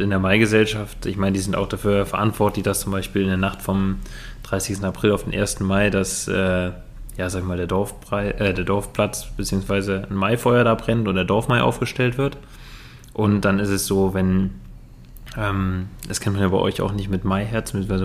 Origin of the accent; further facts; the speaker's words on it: Rhineland, Germany; Bei uns im Rheinland